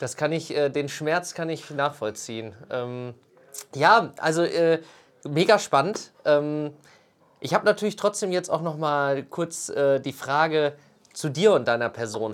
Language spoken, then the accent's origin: German; Sauerland, North Rhine-Westphalia, Germany; moved away; ich bin so zurück ins Sauerland gekommen